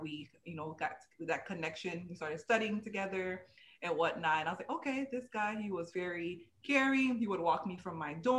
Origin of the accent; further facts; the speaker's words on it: Naples, Florida, United States; I was raised in the United States. I'm also of Haitian descent. I was born and raised in Naples, Florida.